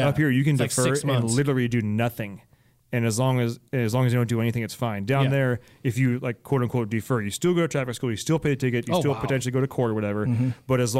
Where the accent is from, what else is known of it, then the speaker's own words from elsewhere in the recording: Alameda, California, United States; moved away; also born or lived in San Jose; I grew up in Alameda and went to college in San Jose.